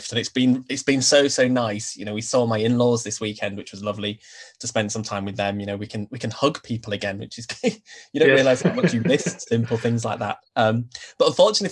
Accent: Leeds, Yorkshire and the Humber, United Kingdom; I grew up in Leeds in the north of the UK

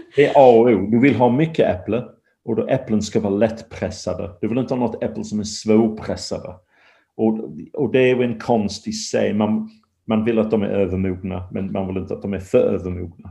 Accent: England, United Kingdom; now in Sweden; jag är från England

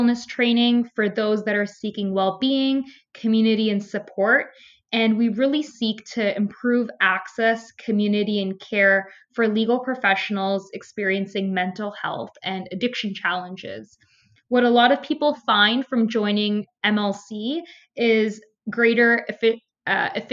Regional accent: Toronto, Ontario, Canada; I grew up in Toronto, Ontario, in a mixed racial community

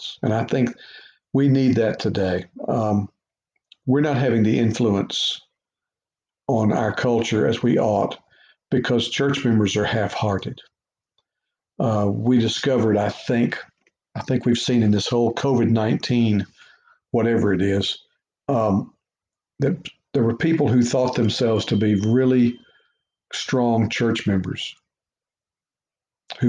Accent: Beaumont, Texas, United States; moved away as an adult; also born or lived in Louisiana; Growing up in Beaumont, Texas

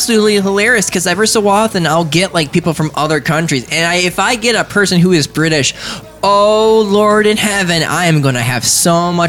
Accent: United States; oh, you guys are Americans? I'm like, yep.

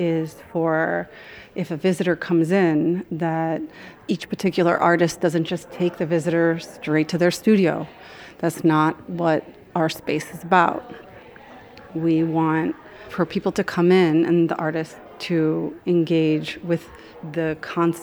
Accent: Miami, Florida, United States; I grew up in Miami, from here, I was born here

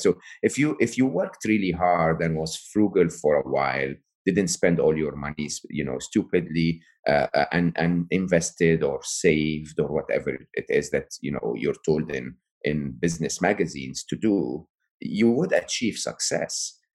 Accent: Egypt; I come from Egypt

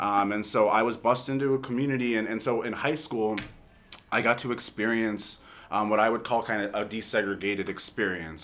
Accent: Los Angeles, California, United States; as a young person growing up in Los Angeles

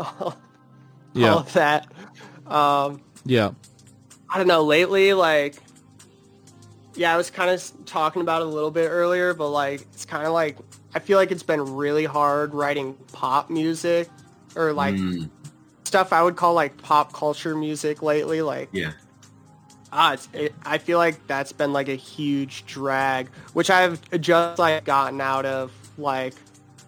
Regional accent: Minneapolis, Minnesota, United States; now in California, United States; I'm from Minneapolis

